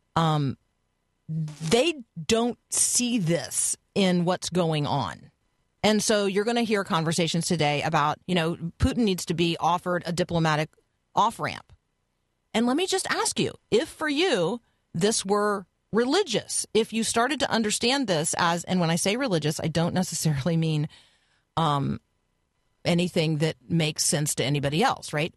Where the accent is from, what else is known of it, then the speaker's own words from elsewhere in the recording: United States; as an American